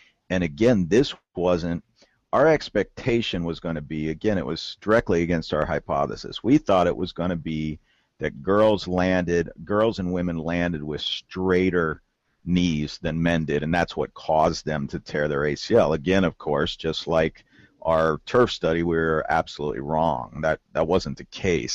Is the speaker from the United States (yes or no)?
yes; Southwest Ohio, United States; moved away as an adult; now in Kentucky, United States; I'm from the Southwest Ohio. I'm actually a lifelong Ohio-Tuckian, and I was born in Ohio. We always had a farm in Kentucky. Now I have a farm in Kentucky, and I live in Kentucky